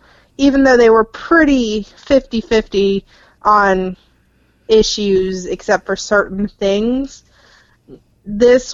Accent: South Carolina, United States; I'm from South Carolina

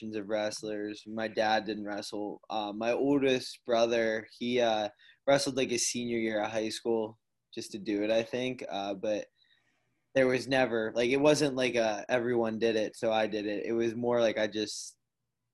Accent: Pennsylvania, United States; born or raised there

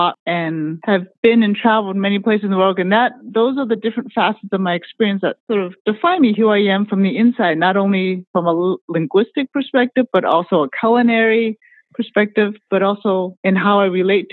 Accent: United States; I'm Chinese American. I was born in the U.S., but yes, I speak Cantonese

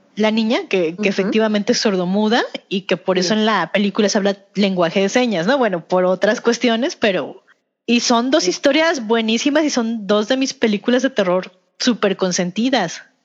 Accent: Mexico; nos representan como mexicanos

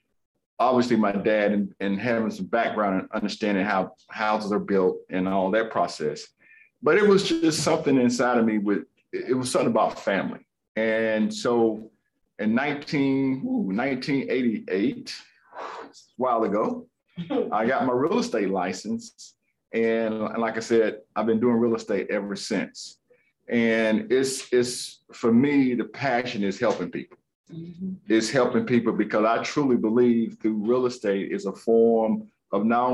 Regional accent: Greensboro, North Carolina, United States; I grown up here in Greensboro

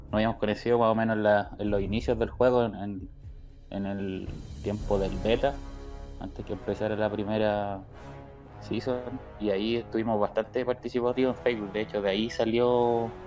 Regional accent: Chile; número uno en cantidad somos chilenos

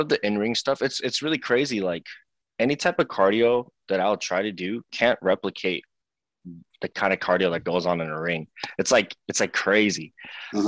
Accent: Seattle, Washington, United States; I was born and raised in here in Seattle, Washington. So I've been here my yeah. whole life

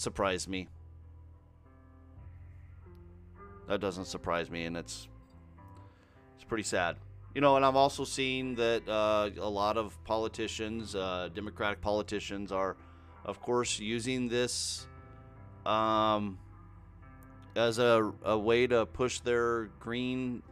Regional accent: Washington, United States; also born or lived in Missouri; I was born in Missouri, so. But, I mean, I didn't live there long. I've been in Washington most of my life

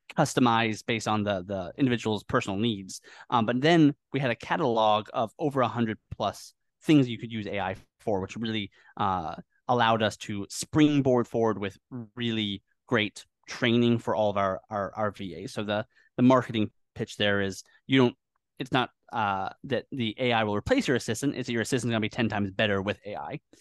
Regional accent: Northwest of the USA, Pacific Northwest, United States; moved away as an adult; also born or lived in Washington; now in Philippines; I was born in the Northwest of the U S

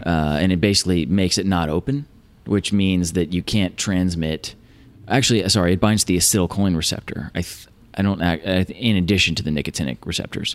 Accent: Virginia, United States; moved away as an adult; also born or lived in California; I grew up in Virginia, found my way to Caltech for grad school

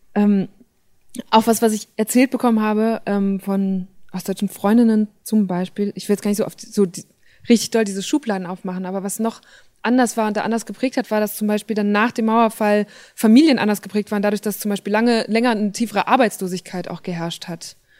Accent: same district as Udo Lindenberg, North Rhine-Westphalia, Germany; ich komme tatsächlich aus dem gleichen Landkreis wie er. Ähm, und da, also so, das ist so knapp, das ist fast Holland

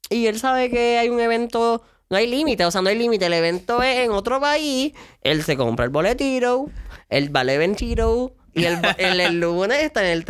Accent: San Lorenzo, Puerto Rico; yo soy de San Lorenzo y mi área es súper rural.

